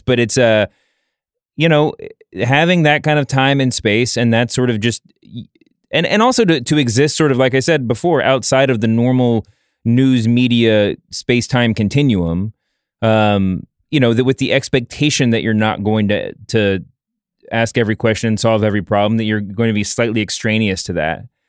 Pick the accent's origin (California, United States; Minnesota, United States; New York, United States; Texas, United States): New York, United States; as a New Yorker